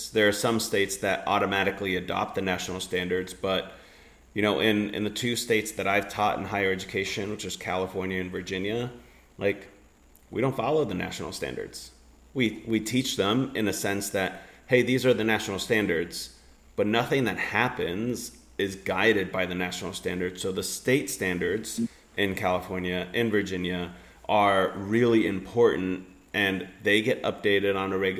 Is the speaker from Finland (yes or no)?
yes; Finland; I grew up in Finland